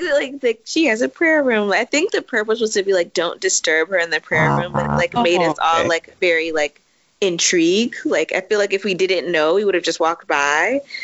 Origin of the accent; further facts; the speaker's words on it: Washington, District of Columbia, United States; I grew up in Washington, D.C., DMV, in a very black neighborhood.